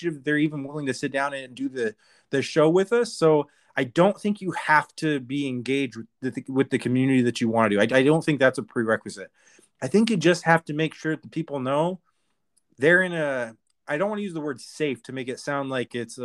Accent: Arizona, United States; I'm from Arizona too

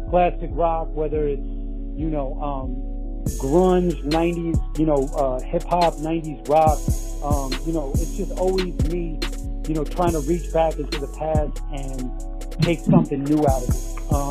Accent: New York City, New York, United States; I'm an artist from Rockaway Beach, Queens, New York.

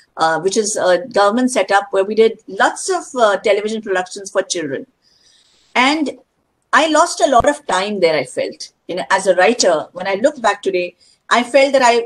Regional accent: India; I'm an Indian

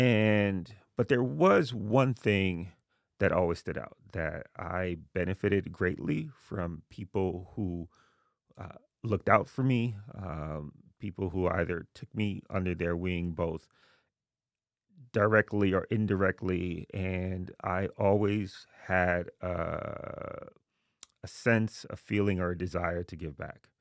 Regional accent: New York City, New York, United States; moved away as an adult; also born or lived in Haiti; now in New Haven, United States; I was born in Haiti, um, but I grew up in Jamaica, Queens

